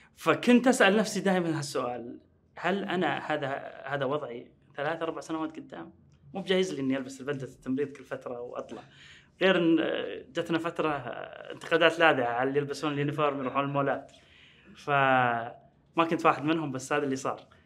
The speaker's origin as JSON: {"language": "Arabic", "town": "Riyadh", "region": "Riyadh Province", "country": "Saudi Arabia", "said": "وأنا من أهل الرياض"}